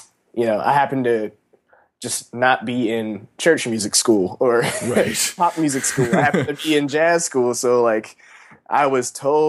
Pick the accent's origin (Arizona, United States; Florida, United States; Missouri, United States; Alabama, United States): Missouri, United States; Kansas City; I'm from Kansas City.